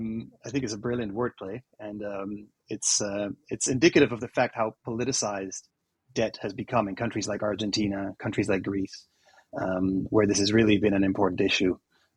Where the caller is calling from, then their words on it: Amsterdam, North Holland, Netherlands; I'm calling you from Amsterdam, and that's where I'm based at the moment.